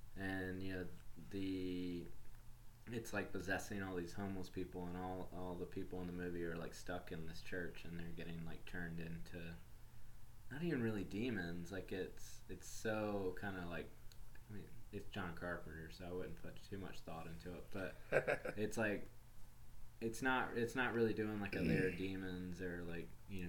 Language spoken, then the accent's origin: English; the South, United States; I think it's like something growing up in the South that makes you kind of like have to love Ernest.